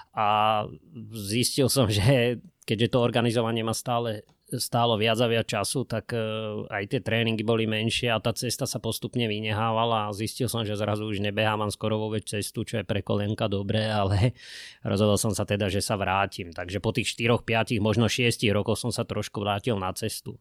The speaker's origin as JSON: {"language": "Slovak", "town": "Bratislava", "region": "Bratislava Region", "country": "Slovakia", "said": "ja som Vrbovčan, ja som Bratislavčan"}